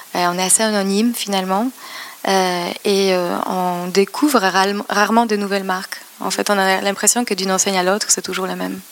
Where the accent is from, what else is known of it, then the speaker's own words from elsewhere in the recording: Poznań, Greater Poland, Poland; French is a second language; moved away as an adult; also born or lived in London / Madrid; now in Paris, France; j'ai grandi en Pologne